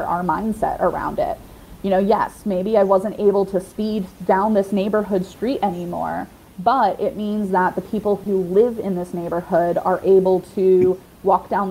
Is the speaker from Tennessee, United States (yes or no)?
no; New York, United States; now in Savannah, United States; I grew up in New York